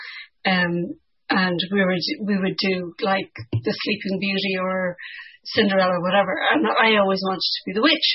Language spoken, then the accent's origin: English; Ireland; growing up in Ireland in the 1980s